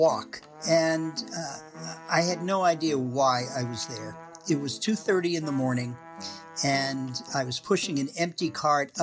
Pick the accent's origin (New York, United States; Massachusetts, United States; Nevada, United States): Massachusetts, United States; moved away as an adult; also born or lived in Wisconsin; now in Middleton, United States; I'm originally from Massachusetts